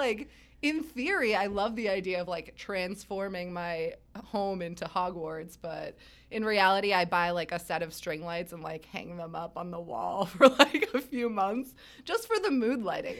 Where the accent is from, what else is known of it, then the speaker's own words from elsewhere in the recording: Rhode Island, United States; I grew up in Rhode Island